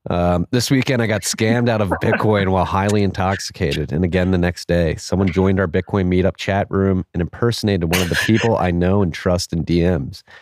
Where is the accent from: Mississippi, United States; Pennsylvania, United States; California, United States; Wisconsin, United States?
Mississippi, United States; Jackson; I write you from the home, my hometown of Jackson, Mississippi, where we have struggled to get past Grant and Sherman burning our benevolent city to the ground